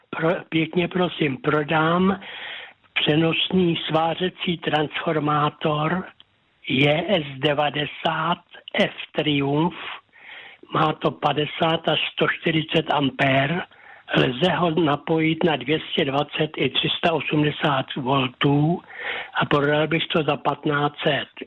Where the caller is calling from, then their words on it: Pacov, Vysočina Region, Czechia; A jsem z Pacova a mám telefonní číslo 773 192 257.